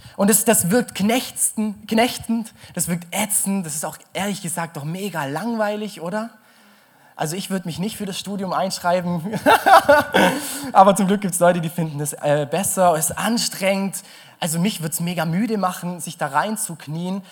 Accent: Germany

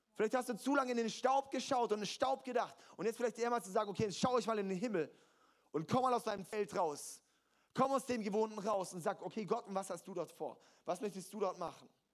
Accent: Germany; als deutsche Christen, als Deutsche sowieso

